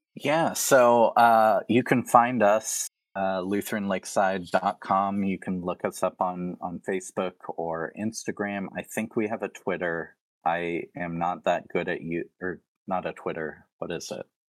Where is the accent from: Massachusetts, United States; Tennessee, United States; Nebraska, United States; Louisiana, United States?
Tennessee, United States; now in Spirit Lake, United States; Growing up in Tennessee, I was surrounded by a lot of, like, Baptist and Southern Baptist